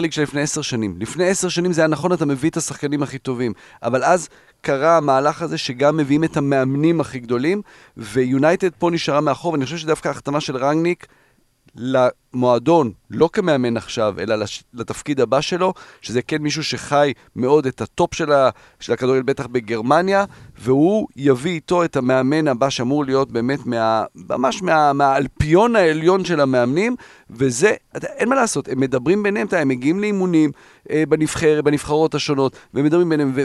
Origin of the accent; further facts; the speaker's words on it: Netherlands; now in Israel; אני גדלתי בהולנד